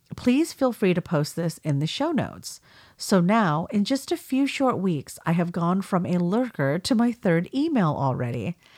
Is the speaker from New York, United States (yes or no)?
no; California, United States; accent: Californian; I'm Californian